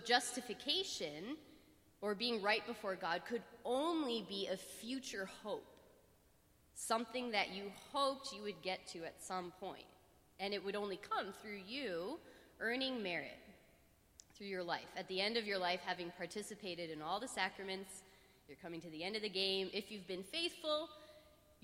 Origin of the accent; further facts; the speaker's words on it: Pittsburgh, Pennsylvania, United States; I'm from Pittsburgh